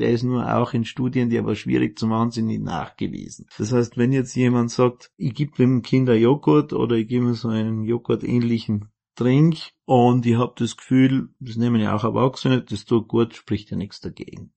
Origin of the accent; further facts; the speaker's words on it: Außerfern, Tyrol, Austria; Ich komme aus dem Außerfern